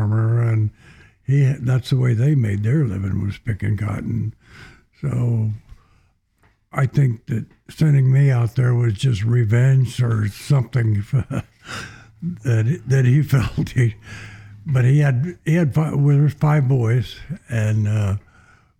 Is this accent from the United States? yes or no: yes; Hubbard, Texas, United States; I grew up in a farm town, about 1,200 people in central Texas